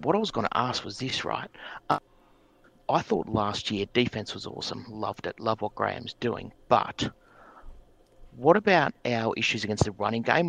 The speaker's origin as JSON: {"language": "English", "town": "Sydney", "region": "New South Wales", "country": "Australia", "said": "I'm from Sydney, Australia"}